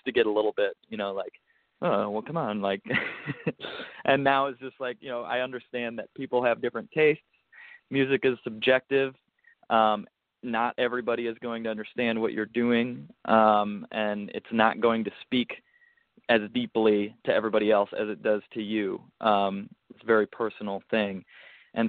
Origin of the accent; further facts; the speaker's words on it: United States; me being an American